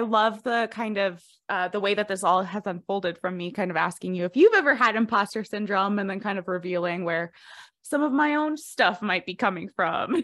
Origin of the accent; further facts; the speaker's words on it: Fort Collins, Colorado, United States; also born or lived in Greeley, Colorado; Fort Collins in Greeley, Colorado, so I got my master's from University of Northern Colorado